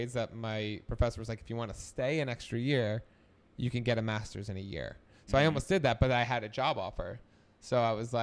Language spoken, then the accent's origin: English; New Jersey, United States; moved away as an adult; I came from Jersey